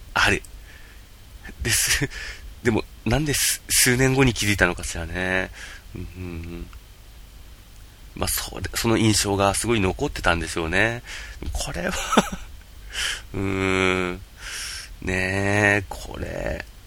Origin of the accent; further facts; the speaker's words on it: Yamagata, Japan; 私、山形生まれ、山形育ち